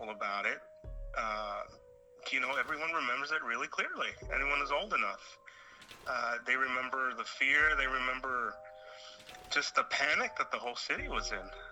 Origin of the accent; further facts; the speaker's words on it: Los Angeles, California, United States; I was born in a hospital called East LA Doctors Hospital on Whittier Boulevard. So I don't think it gets more East LA than